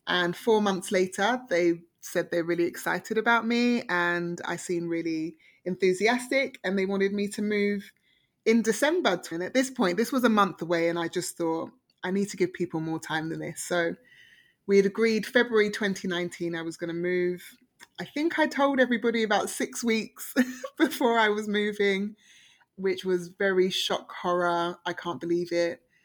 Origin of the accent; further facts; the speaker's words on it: London, United Kingdom; moved away as an adult; also born or lived in Oxford; now in Toronto, Canada; I grew up in Harlesden